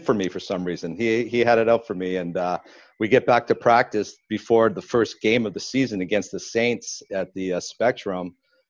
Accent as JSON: {"language": "English", "country": "Canada", "said": "being a Canadian guy"}